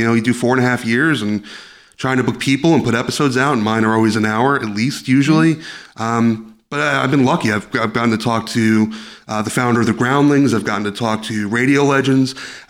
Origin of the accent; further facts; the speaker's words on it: Yonkers, New York, United States; I grew up in Yonkers.